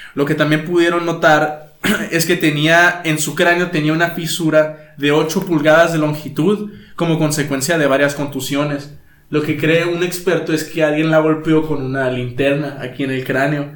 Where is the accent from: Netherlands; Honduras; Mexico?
Mexico; como buen mexicano